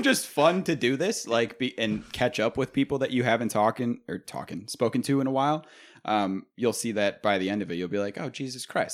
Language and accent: English; Clarence, New York, United States; I'm from Clarence